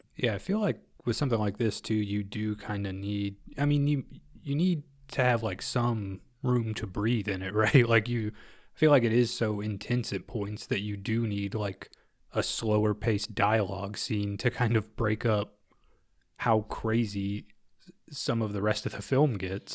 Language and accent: English; Midwest, United States; We're from the Midwest